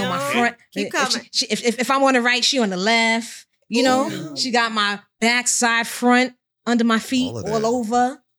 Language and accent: English; New York City, New York, United States; And of course, it is … I hail from Co-op City, Section 5.